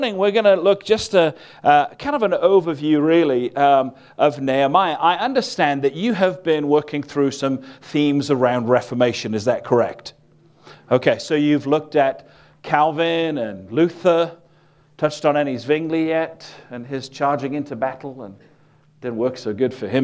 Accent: Wales, United Kingdom; I'm from a place called Wales, which is part of the United Kingdom

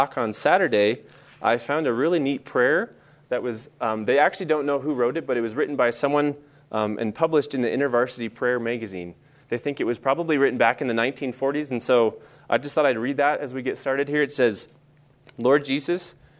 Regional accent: Bozeman, Montana, United States; moved away as an adult; also born or lived in Manhattan, Montana / Chicago; I was born here in Bozeman, Montana. I grew up going to school just in a city next to this, Manhattan. So I went to Manhattan Christian High School all through high school.

